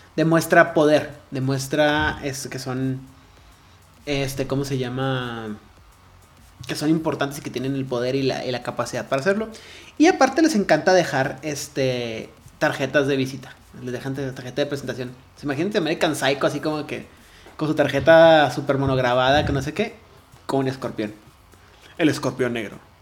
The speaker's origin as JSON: {"language": "Spanish", "town": "Ciudad Juárez", "region": "Chihuahua", "country": "Mexico", "said": "yo tampoco nací en Juárez, pero soy de Juárez"}